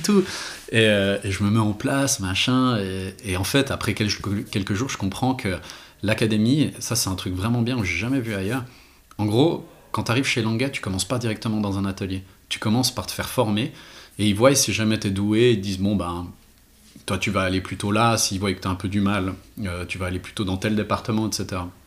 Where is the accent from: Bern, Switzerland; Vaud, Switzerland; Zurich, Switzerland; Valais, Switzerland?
Vaud, Switzerland; Renens; also born or lived in Geneva / Glashütte; je viens de Renan